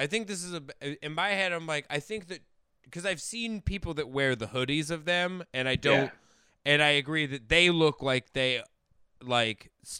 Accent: Colorado, United States; I grew up in, like, Colorado, so there were Juggalos in my high school.

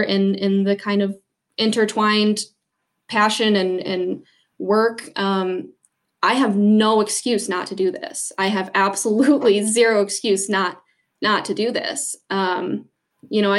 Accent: Southern Michigan, United States; moved away as an adult; now in North Dakota, United States; growing up in Southern Michigan, I didn't have a lot of opportunities to hunt wild birds back home

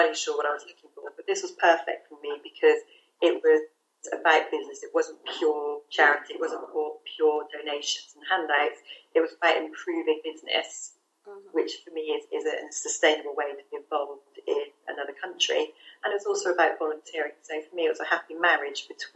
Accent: England, United Kingdom; moved away as an adult; also born or lived in Caribbean island; being English and from the first world

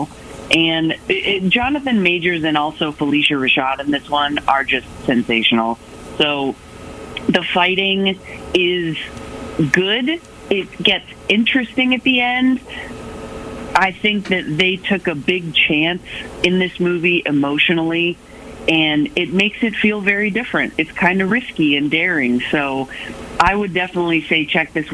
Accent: Texas, United States; now in California, United States; I was born in Texas

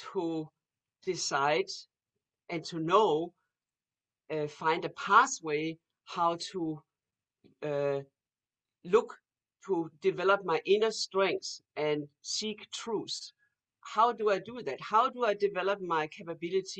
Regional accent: Denmark; moved away; when I grew up in Denmark

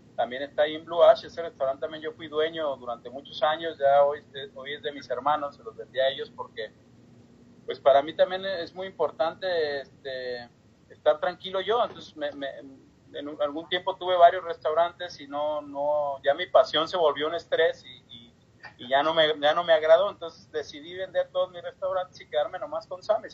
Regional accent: Guadalajara, Jalisco, Mexico; also born or lived in Ensenada, Baja California, Mexico / Dayton, Ohio; now in Cincinnati, United States; Yo soy nacido en Guadalajara

